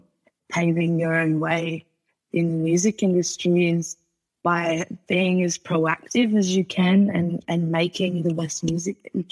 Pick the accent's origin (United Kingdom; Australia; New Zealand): Australia; Port Pirie, South Australia; also born or lived in Adelaide; I grew up 2.5 hours north of Adelaide, actually, in a town called Port Pirie. And that was my childhood